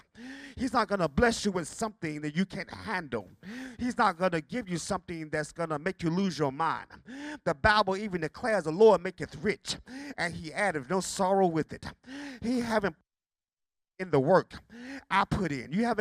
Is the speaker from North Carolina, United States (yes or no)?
yes; Bertie County, North Carolina, United States; As a child growing up in Pinewood Chapel Church on Highway 13 in Bertie County